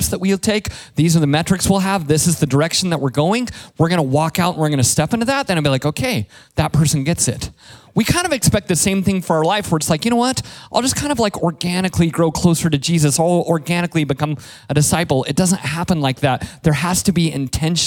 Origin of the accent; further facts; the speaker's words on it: Colorado, United States; moved away; I'm from Colorado